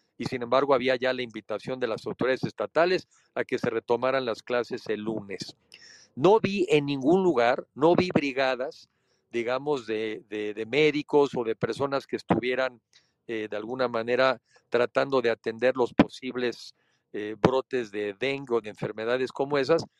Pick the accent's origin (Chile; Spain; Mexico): Mexico; como mexicanos nos toca